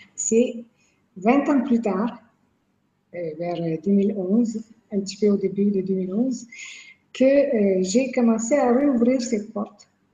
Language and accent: French; Quebec, Canada; je viens de Québec.